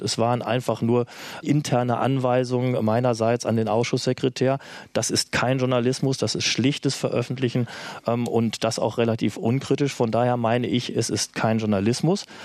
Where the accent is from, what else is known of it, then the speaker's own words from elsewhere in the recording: Germany; als Deutscher